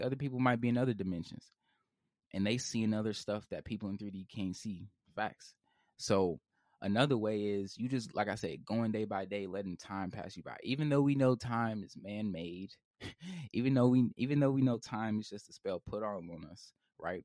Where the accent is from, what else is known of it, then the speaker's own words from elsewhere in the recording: Indianapolis, Indiana, United States; I'm from Indianapolis, Indiana